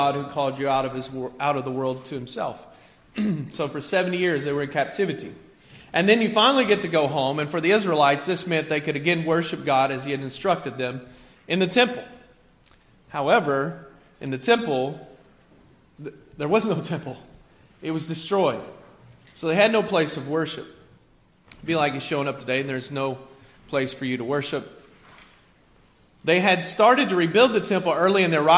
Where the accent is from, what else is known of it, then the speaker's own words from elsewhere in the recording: rural Kentucky, United States; also born or lived in Cincinnati, Ohio; now in Staten Island, New York, United States; I was born in Cincinnati, but I grew up kind of in a rural place in Kentucky